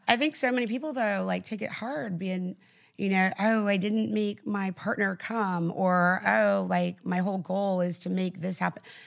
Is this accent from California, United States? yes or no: no; South Texas, United States; I grew up, like, in South Texas.